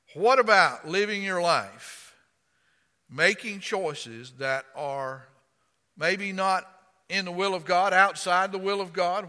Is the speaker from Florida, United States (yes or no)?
yes; Florida, United States; accent: rednecky; now in Virginia, United States; I'm from Florida.